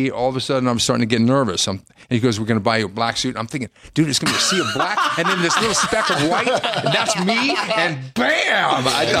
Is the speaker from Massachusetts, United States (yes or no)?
no; California, United States; also born or lived in Santa Cruz, California / Salinas, California; I was born in Santa Cruz and grew up in California, but graduated high school in Salinas.